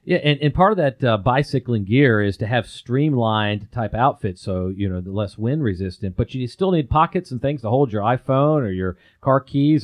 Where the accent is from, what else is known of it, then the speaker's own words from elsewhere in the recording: Atlanta, Georgia, United States; now in Chattanooga, United States; I'm a guy who was born and raised in Atlanta